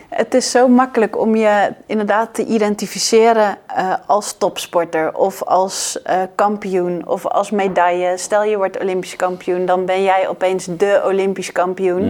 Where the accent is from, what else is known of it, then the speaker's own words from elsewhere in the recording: Netherlands; wij als Nederlanders